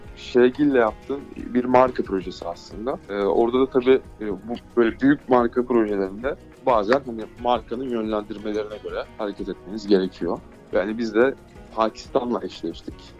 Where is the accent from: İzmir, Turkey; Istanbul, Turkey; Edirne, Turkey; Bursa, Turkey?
Bursa, Turkey; Bursalı olduğum için